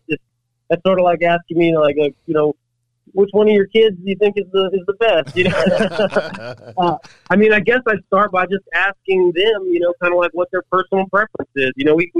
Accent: Murfreesboro, Tennessee, United States; I'm biased, right, because I'm from Murfreesboro.

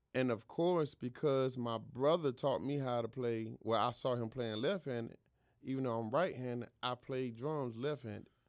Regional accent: Greenville, North Carolina, United States; I was born in Greenville, North Carolina.

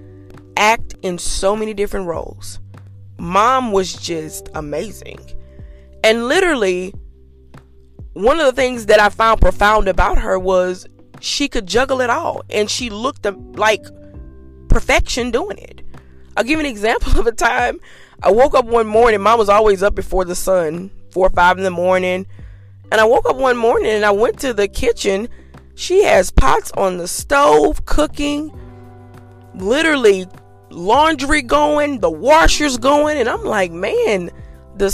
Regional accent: Louisiana, United States; I'm from Louisiana, and it's hot

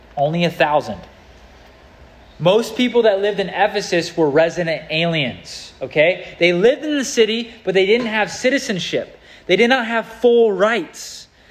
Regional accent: United States; I'm an American citizen

